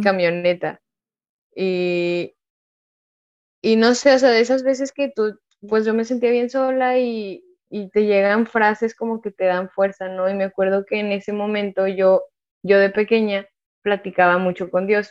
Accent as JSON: {"language": "Spanish", "town": "Monterrey", "region": "Nuevo León", "country": "Mexico", "tie": "born or raised there", "also_born_or_lived": "San Luis Potosí", "said": "yo nací en San Luis Potosí. Yo ya en... O sea, la verdad, yo soy de Monterrey. Digo más que soy de Monterrey, aunque nací en San Luis, porque realmente yo con mi familia nuclear nos fuimos a vivir a Monterrey cuando yo tenía bueno, cuando yo estaba en segundo de kinder"}